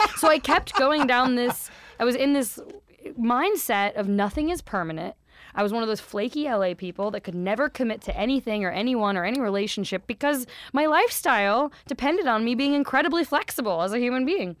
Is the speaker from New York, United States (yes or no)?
no; Wichita, Kansas, United States; Kansas. Wichita, Kansas. In the middle of America.